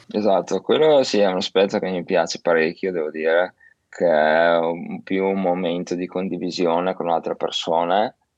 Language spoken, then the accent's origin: Italian; Verona, Veneto, Italy; now in Shanghai, China; Io che vengo da Verona